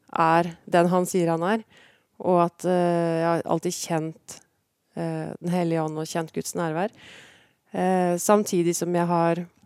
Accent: Porsgrunn, Vestfold og Telemark, Norway; also born or lived in Kragerø / Skien; Jeg ble født i Porsgrunn og vokste opp i Porsgrunn

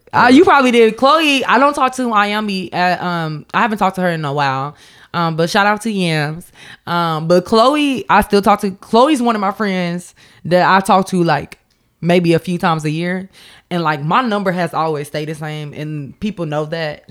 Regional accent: Champaign, Illinois, United States; I'm from Champaign

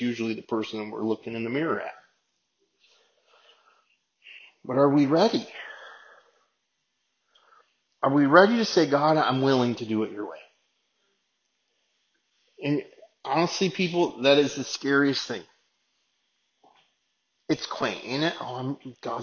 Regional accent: United States; we're Americans and we're living in this place

